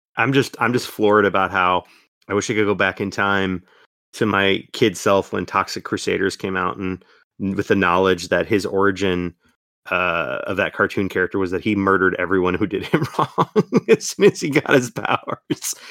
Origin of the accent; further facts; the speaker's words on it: Florida, United States; accent: Florida; my Florida accent